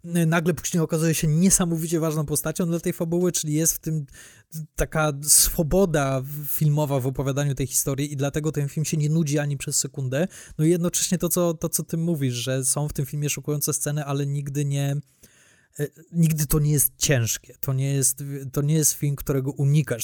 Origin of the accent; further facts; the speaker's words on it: Łódź, Łódź Voivodeship, Poland; u nas w Łodzi